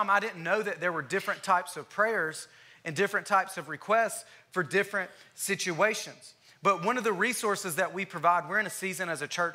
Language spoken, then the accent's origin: English; Alabama, United States; moved away as an adult; now in Texas, United States; I'm from Alabama. I've been here in Texas for 3.5 years now.